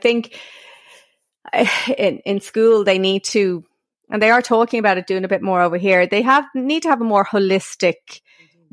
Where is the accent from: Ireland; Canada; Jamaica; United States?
Ireland; as Irish women